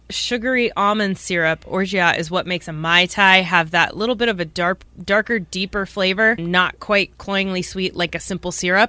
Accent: New Jersey, United States; New Jersey, my home state.

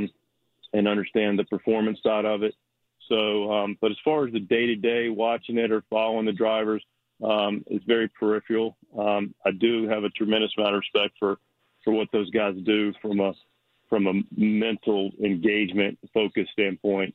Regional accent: Charlotte, North Carolina, United States; I was born in Charlotte, but grew up a Maryland fan

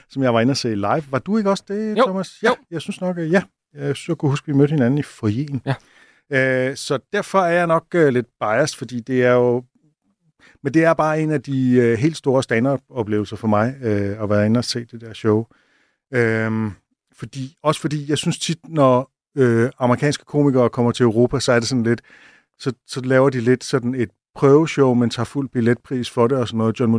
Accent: Zealand, Denmark; now in Copenhagen, Denmark; eftersom jeg voksede op på Sjælland, har boet i Sønderland i nogle år, og nærmest snakket jysk, da jeg flyttede til København

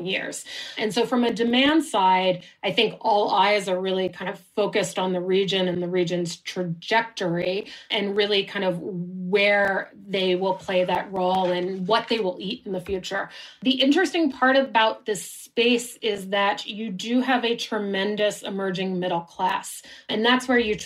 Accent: United States; now in Switzerland; an American who lives in Switzerland right now.

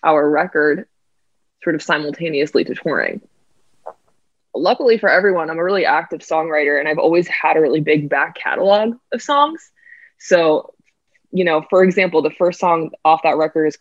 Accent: Boston, Massachusetts, United States; moved away as an adult; also born or lived in New York; I grew up in Boston, and then my family still lives there

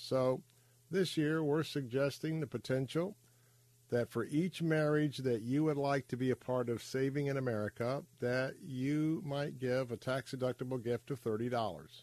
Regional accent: Tampa, Florida, United States; I'm a cracker that grew up right here in Tampa Bay, but I grew up in West Tampa

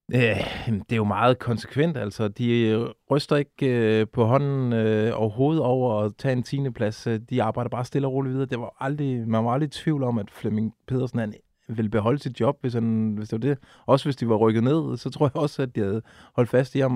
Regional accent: Funen, Southern Denmark, Denmark; nu er jeg jo Fynbo

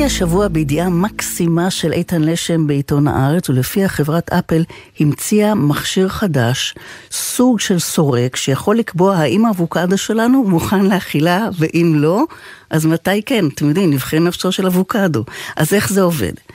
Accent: Israel; אני ישראלית מלידה

